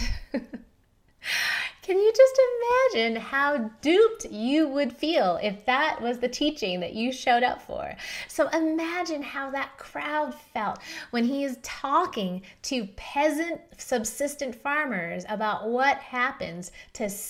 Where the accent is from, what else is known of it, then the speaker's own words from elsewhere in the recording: San Diego, California, United States; also born or lived in Philadelphia, Pennsylvania; now in Denver, United States; I grew up in San Diego.